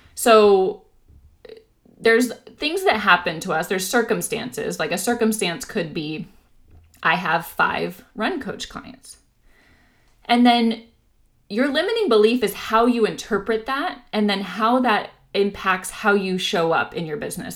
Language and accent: English; Orange County, California, United States; now in San Diego, United States; I grew up in Orange County, so I'll be excited to, you know, be around my old stomping grounds